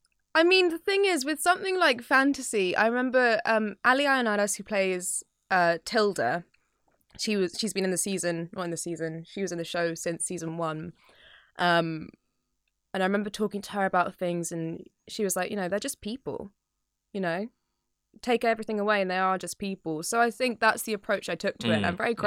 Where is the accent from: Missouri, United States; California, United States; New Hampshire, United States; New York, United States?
New York, United States; I'm from New York